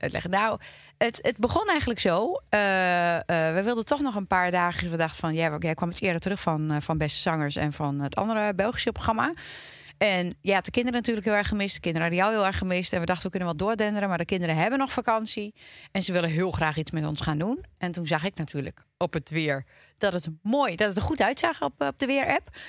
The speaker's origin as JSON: {"language": "Dutch", "area": "Twente", "region": "Overijssel", "country": "Netherlands", "moved": "yes", "lives_now": "Loosdrecht, Netherlands", "said": "Ik kom uit Twente"}